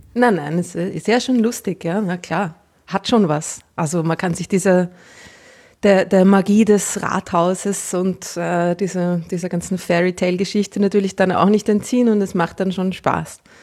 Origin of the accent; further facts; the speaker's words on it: Vienna, Austria; Als Wienerin